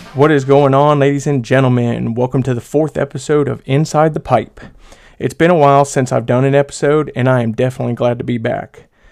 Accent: Polk County, Florida, United States; I'm from Florida too, uh, you know, down there in Polk County.

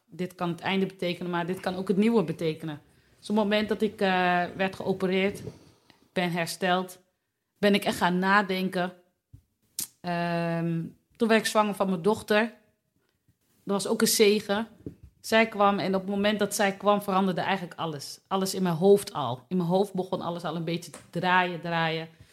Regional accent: Delfzijl, Groningen, Netherlands; now in Hoogezand, Netherlands; Ik kom uit Delfzijl.

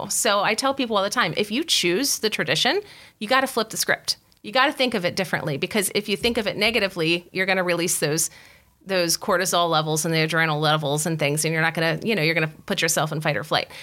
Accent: West Virginia, United States; moved away as an adult; I'm from West Virginia. We didn't have a Wegmans.

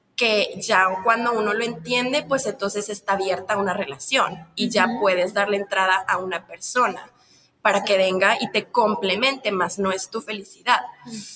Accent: Mexico; Yo soy de un país de Latinoamérica, de México, donde el machismo está muy fuerte

